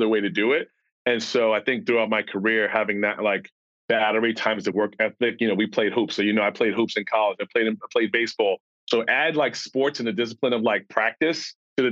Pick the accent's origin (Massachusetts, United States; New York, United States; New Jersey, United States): New York, United States; New York City; moved away; growing up in Queens, New York, specifically a neighborhood called Ravenswood